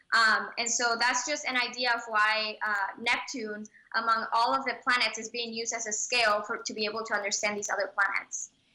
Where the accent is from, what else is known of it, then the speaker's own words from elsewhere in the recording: Puerto Rico; I was born in Puerto Rico